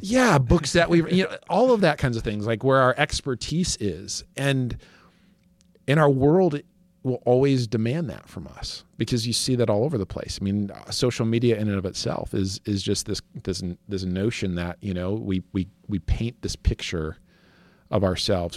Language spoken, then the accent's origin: English; West Michigan, United States; I grew up in West Michigan